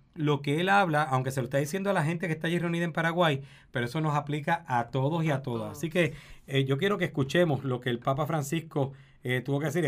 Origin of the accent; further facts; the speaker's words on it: Puerto Rico; como puertorriqueños y puertorriqueñas